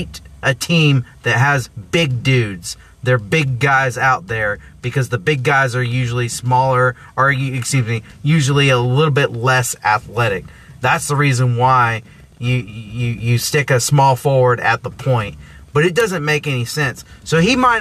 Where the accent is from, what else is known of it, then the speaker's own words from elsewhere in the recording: Arizona, United States; I'm from Arizona